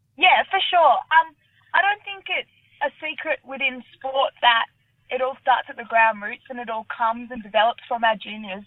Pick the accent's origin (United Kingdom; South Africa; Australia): Australia; Sydney, New South Wales; I grew up in the Shire when I was younger